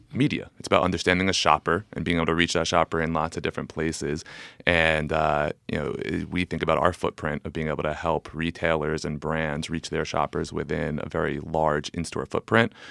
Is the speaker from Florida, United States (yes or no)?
no; New Jersey, United States; born or raised there; also born or lived in New York